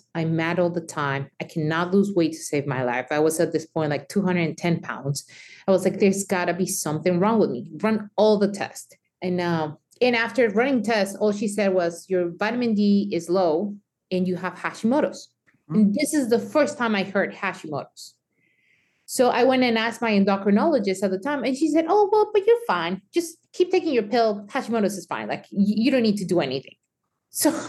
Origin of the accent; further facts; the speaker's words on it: Mexico; moved away; me growing up in Mexico